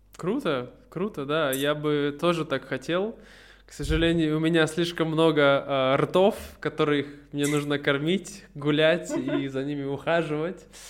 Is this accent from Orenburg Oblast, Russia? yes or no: no; Irkutsk, Irkutsk Oblast, Russia; moved away as an adult